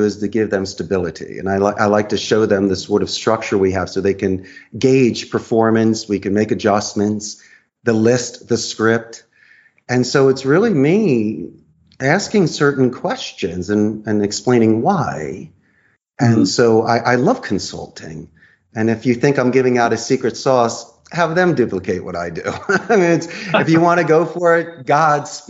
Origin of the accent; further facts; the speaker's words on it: Philadelphia, Pennsylvania, United States; moved away as an adult; now in Costa Rica; I'm from Philadelphia originally. I've moved here. I've been here for more than two decades.